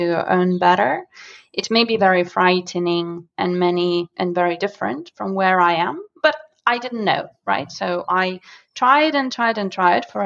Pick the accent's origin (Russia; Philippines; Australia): Russia; Moscow; English is a second language; moved away; I am from Russia, and I used to live in a smaller area called Solntsevo, which is in Moscow